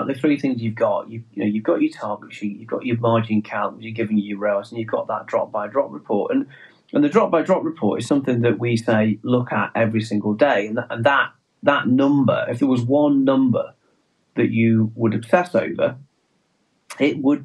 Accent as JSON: {"language": "English", "region": "England", "country": "United Kingdom", "accent": "English", "said": "our English accent gives us away, the fact that we are English"}